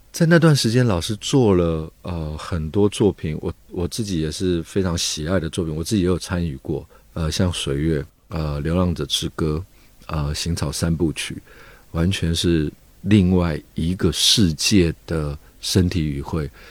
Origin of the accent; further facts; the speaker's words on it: Taipei, Taiwan; 其实我小时候在台北一个老城区长大， 那那个老城区就是，呃，龙蛇杂处什么都有， 红灯区啊，然后乞丐啦，讨生活的那种江湖的人啊，或者是卖东西的人